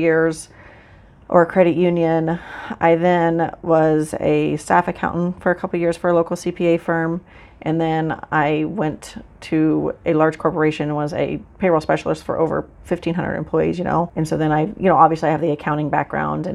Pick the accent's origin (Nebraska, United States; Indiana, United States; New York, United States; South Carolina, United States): Nebraska, United States; Central City; also born or lived in Hamilton County, Nebraska; I am from Central Nebraska, actually from Central City